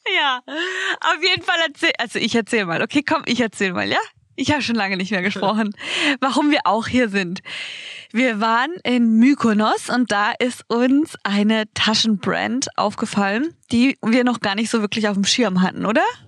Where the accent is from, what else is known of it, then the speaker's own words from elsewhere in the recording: Baden-Baden, Baden-Württemberg, Germany; bei uns in Baden-Baden